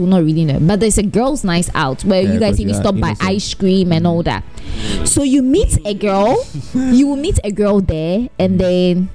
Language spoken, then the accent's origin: English; Ghana; I'm typical Ghanaian